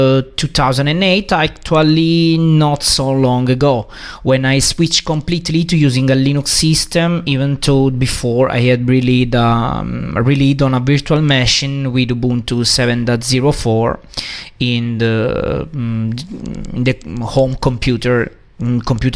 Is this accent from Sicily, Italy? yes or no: no; Lecce, Apulia, Italy; I'm from Italy. I'm from Lecce. That is the capital of Salento.